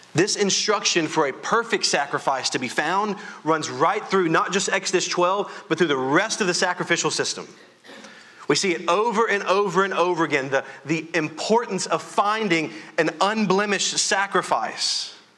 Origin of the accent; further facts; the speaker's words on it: Louisiana, United States; I am from Louisiana, and so we know how to raise our voice.